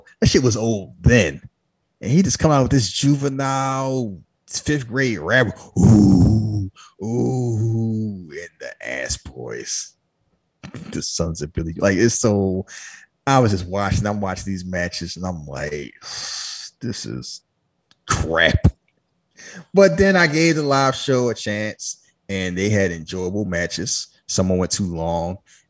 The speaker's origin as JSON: {"language": "English", "country": "Canada", "said": "I don't know what you're talking about. I'm Canadian."}